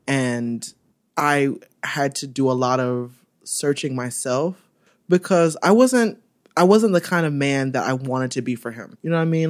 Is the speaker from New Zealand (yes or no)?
no; Orlando, Florida, United States; born or raised there; now in New York, United States